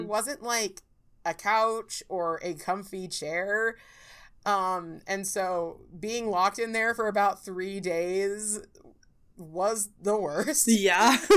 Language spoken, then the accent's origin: English; California, United States; I'm like from California